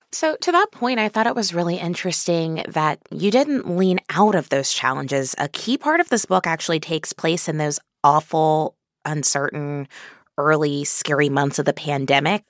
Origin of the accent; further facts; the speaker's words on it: Kansas City, Missouri, United States; I grew up in Kansas City like Sally